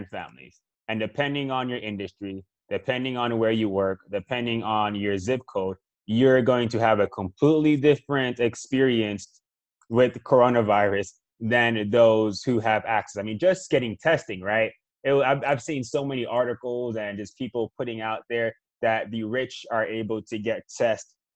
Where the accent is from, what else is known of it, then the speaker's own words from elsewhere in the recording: Miami, Florida, United States; I grew up in Miami